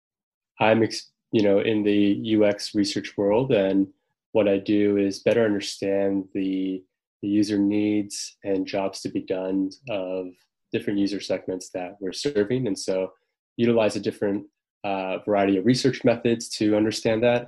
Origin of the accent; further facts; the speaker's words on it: Southern California, United States; also born or lived in Maine; growing up in Southern California, son of immigrants from South Korea